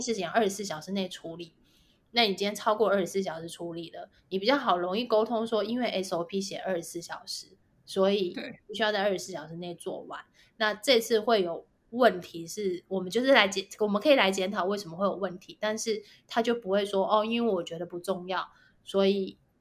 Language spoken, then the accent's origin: Chinese; Taiwan; 我们就是土生土长，在台湾念书，然后在台湾工作嗯哼。，就是打拼到现在的